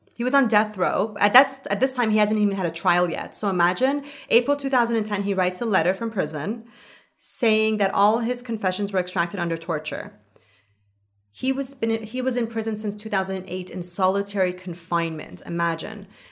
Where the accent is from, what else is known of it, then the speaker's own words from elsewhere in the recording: Canada; I'm a Canadian.